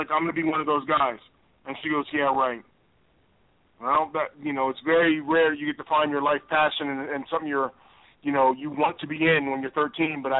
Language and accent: English; Chicago, Illinois, United States; choose where you're from, and that's I, I I'm not I wasn't lucky enough to be born in Chicago, but I'm from Chicago.